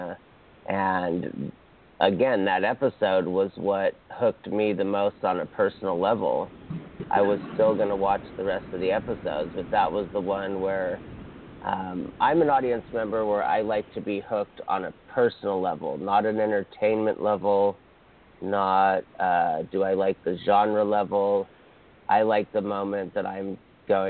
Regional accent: Hawaii, United States; I'm from Hawaii, so there's many, many Filipinos

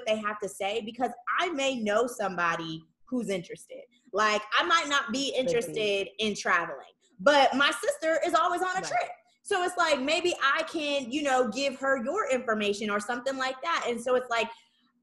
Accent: Saginaw, Michigan, United States; moved away as an adult; we're from Sag.

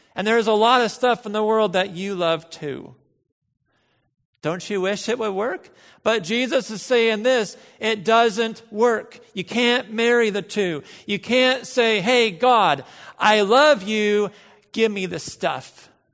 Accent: United States; we are American

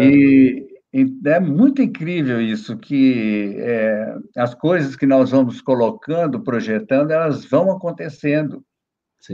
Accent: Brazil; moved away as an adult; also born or lived in New York, United States; quando eu era criança em Ginópolis

